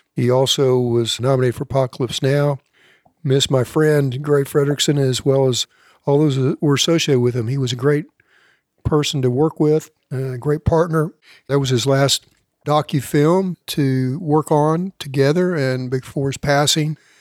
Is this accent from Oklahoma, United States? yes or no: yes; Elk City, Oklahoma, United States; my hometown of Elk City was a premier, Elk City, Oklahoma